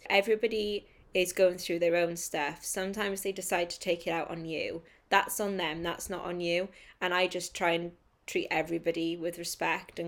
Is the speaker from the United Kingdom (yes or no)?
yes; United Kingdom; I'm a British writer